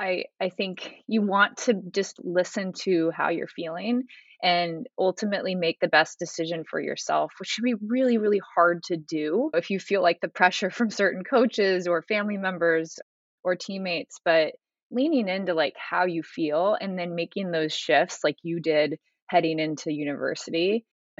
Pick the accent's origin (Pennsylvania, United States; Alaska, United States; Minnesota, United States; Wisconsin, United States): Alaska, United States; growing up in Alaska